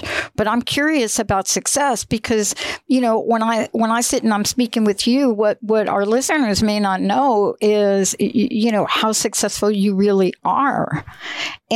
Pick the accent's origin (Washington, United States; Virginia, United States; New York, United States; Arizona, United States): New York, United States; New York City; moved away; I'm a girl from the Bronx, New York, and I did grow up in a projects